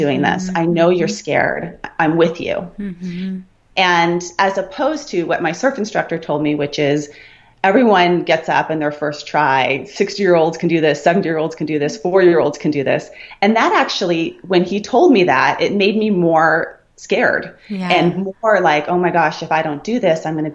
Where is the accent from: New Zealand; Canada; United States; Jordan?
United States; Santa Barbara, California; also born or lived in Colorado; I grew up in Santa Barbara